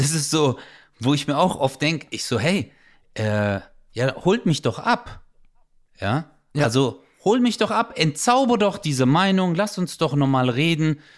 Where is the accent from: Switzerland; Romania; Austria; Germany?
Germany; Stuttgart, Baden-Württemberg; moved away as an adult; now in Karlsruhe, Germany; Ich bin ja Stuttgarter